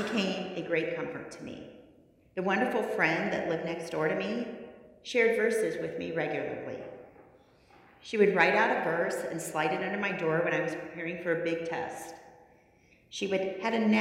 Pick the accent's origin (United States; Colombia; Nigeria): United States; Logansport, Indiana; now in Louisville, United States; I grew up in Logansport, Indiana